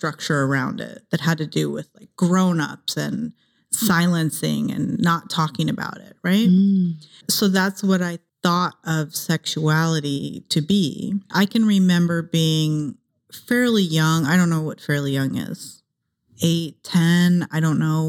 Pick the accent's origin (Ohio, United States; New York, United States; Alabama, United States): Ohio, United States; also born or lived in San Jose, California; now in Los Angeles, United States; I grew up in Ohio